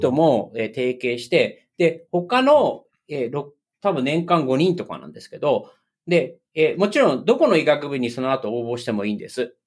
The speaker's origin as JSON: {"language": "Japanese", "country": "Japan", "tie": "born or raised there", "moved": "as an adult", "lives_now": "United States", "said": "僕の出身、日本"}